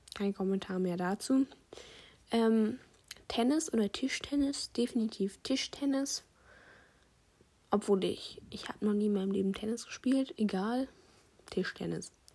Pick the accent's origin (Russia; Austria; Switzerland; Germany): Germany; Bavaria; Wir kommen aus Bayern